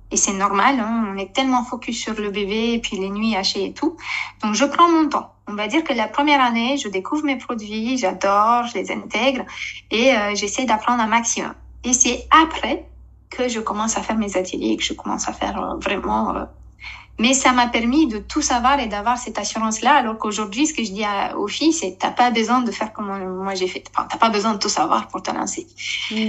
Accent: Romania; French is a second language; moved away as an adult; now in Essonne, France; je suis née et j'ai grandi en Roumanie jusqu'à mes 21 ans

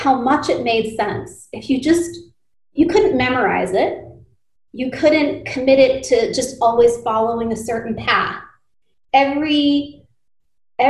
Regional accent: United States; growing up as a first generation American, I would spend a lot of time traveling back and forth between India when we were on summer vacation, and then spending the school year here

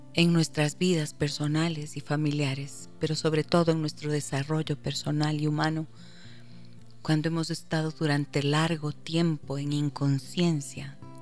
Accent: Ecuador; como ecuatoriana como madre de familia

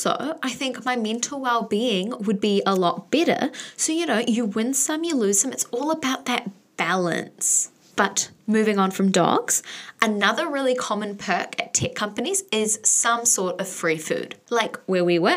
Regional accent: New Zealand; a Kiwi Swiftie

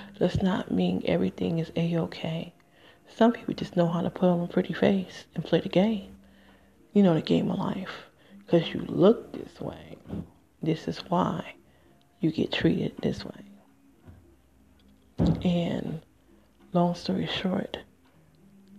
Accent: Michigan, United States; moved away; also born or lived in Nevada / New Jersey; I'm from Michigan

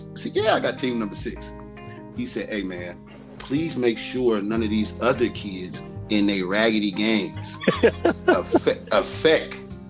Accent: Los Angeles, California, United States; I'm from South Central. I'm a nice, funny, cool dude.

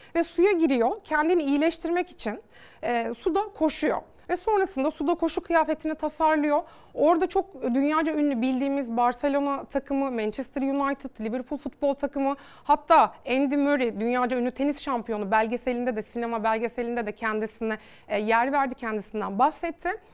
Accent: Bodrum, Muğla, Turkey; Bodrum e, doğumluyum.

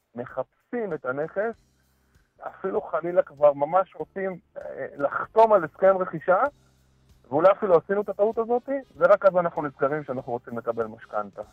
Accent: Israel; כולנו כישראלים טובים

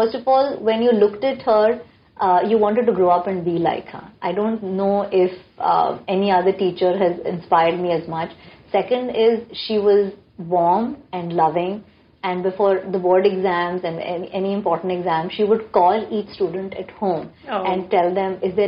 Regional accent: India; also born or lived in Mumbai, Maharashtra / Delhi; I grew up in Bombay and Delhi

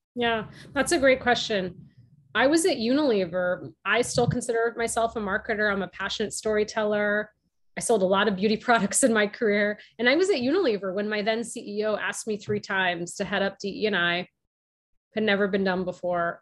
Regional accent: outside of Boston, Massachusetts, United States; My younger brother and I were born and raised in the US. And I grew up outside of Boston

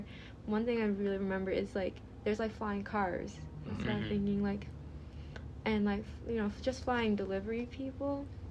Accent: New York City, New York, United States; I grew up in Queens

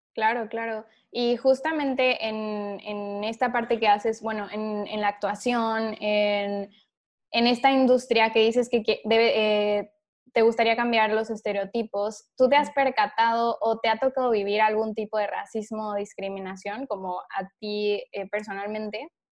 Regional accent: Mexico; somos los mexicanos

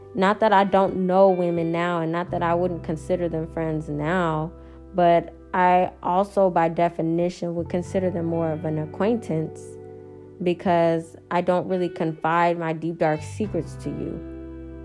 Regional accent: Dallas, Texas, United States; also born or lived in Houston, Texas; the summer of 9th grade going into 10th grade year is when I moved to Houston from Dallas

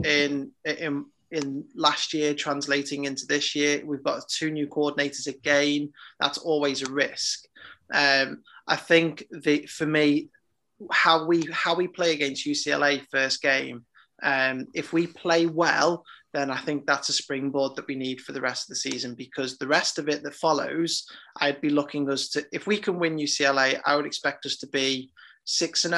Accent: Liverpool, North West England, United Kingdom; I'm from Liverpool

